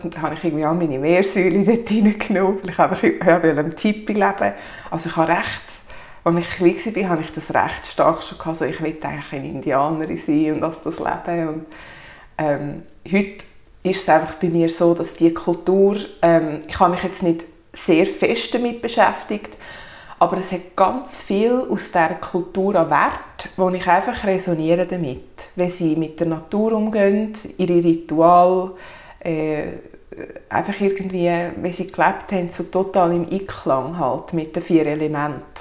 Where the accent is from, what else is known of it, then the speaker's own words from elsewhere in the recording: Sachseln, Obwalden, Switzerland; also born or lived in Kägiswil, Switzerland; ich komme aus Sachsen, bin dort aufgewachsen, wohne inzwischen in Kegiswil.